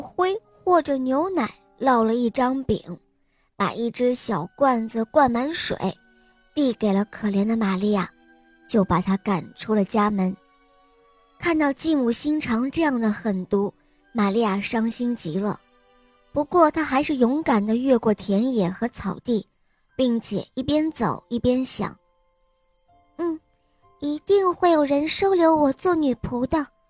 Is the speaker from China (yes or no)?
yes; Xi'an, Shaanxi, China; 我五岁了，我来自西安